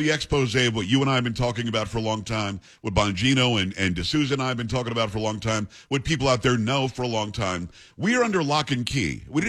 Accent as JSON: {"language": "English", "area": "Palm Beach County", "region": "Florida", "country": "United States", "tie": "born or raised there", "said": "I grew up in Palm Beach County on the other side of the tracks. I wasn't on Palm Beach."}